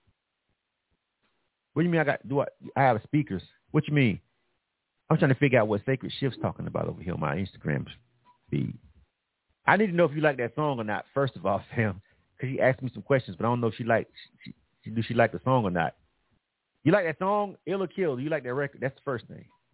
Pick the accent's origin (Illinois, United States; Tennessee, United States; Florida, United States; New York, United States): Florida, United States; Panama City; moved away as an adult; now in Atlanta, United States; I'm from actually born and raised in Panama City, Florida